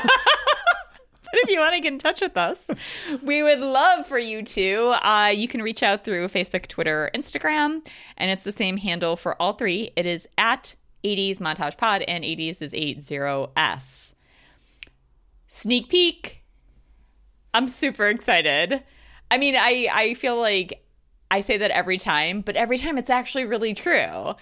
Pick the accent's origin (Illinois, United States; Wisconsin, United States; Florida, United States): Illinois, United States; Chicago suburbs; I grew up in the Chica, Chicago suburbs